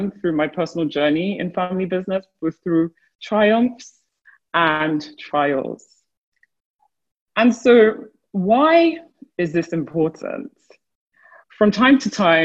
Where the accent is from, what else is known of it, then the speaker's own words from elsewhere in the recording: Nigeria; My home country, Nigeria